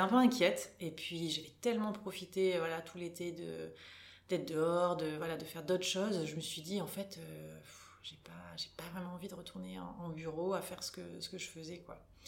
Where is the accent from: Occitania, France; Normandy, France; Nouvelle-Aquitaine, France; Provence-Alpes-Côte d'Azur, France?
Nouvelle-Aquitaine, France; Bordeaux; moved away as an adult; now in Luxembourg, Luxembourg; je suis bordelaise d'origine